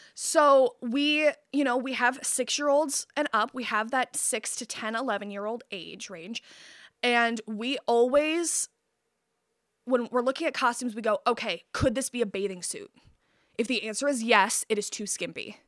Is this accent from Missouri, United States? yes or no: no; Midland, Michigan, United States; I was born outside of Midland, but I was raised in Midland